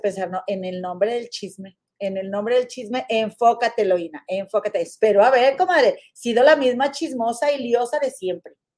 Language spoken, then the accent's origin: Spanish; Monterrey, Nuevo León, Mexico; moved away; allá en mi tierra, en la capital mundial de las inventadas